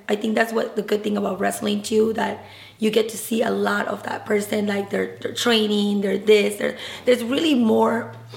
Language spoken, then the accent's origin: English; Peru; I'm Peruvian, I was born in Peru